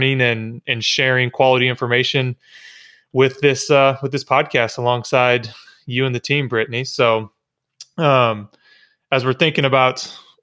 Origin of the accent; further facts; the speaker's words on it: Michigan, United States; moved away as an adult; I grew up in Michigan playing baseball